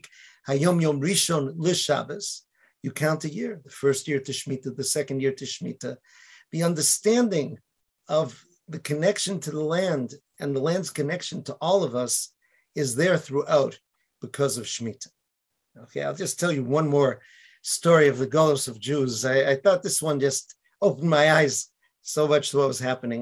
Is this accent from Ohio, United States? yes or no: no; Boston, Massachusetts, United States; now in Israel; I was from Boston